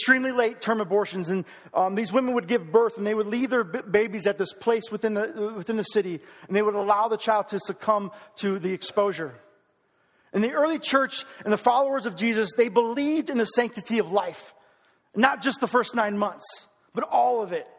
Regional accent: United States; I am proud to be an American

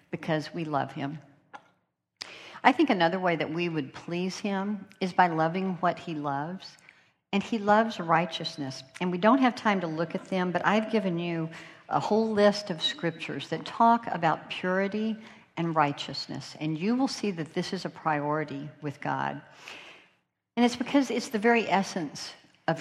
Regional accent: North Carolina, United States; accent: North Carolina; my North Carolina accent

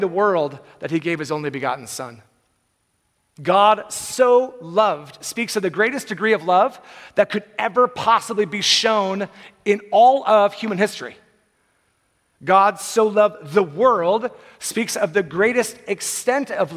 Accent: Bay Area, California, United States; I'm from the Bay Area

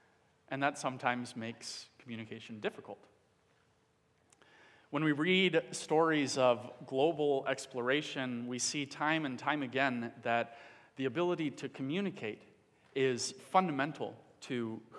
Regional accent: Dominican Republic; I grew up in the Dominican Republic as a child. My parents were missionaries there.

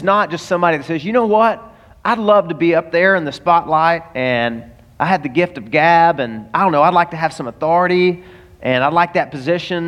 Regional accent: the South, United States; now in Florida, United States; I'm from the South and it snows every year.

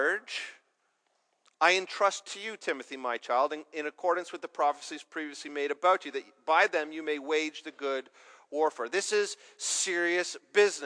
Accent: Canada

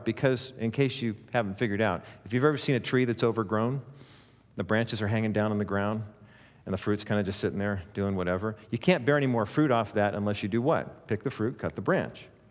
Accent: Orange County, California, United States; born and raised in Orange County, and so I remember growing up in the Cowan Heights area

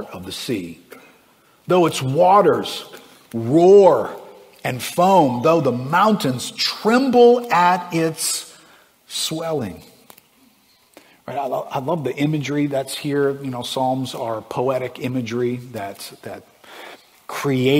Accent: South Louisiana, United States; I grew up fishing and hunting in the swamps of South Louisiana.

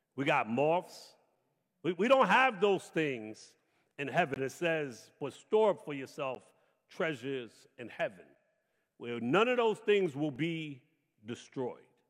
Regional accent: New York City, New York, United States; I grew up in Brooklyn, the oldest of eight children

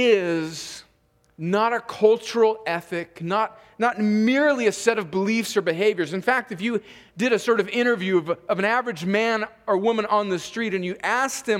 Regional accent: California, United States; moved away; I grew up in Southern California on the Mexican border

